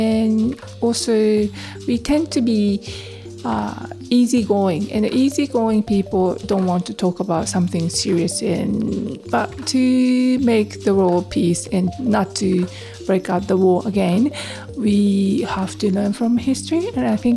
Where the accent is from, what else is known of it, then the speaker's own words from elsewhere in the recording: Nagasaki, Japan; English is a second language; moved away as an adult; now in Darwin, Australia; we had Dutch people and also Chinese people in my city, which makes my hometown very multicultural and unique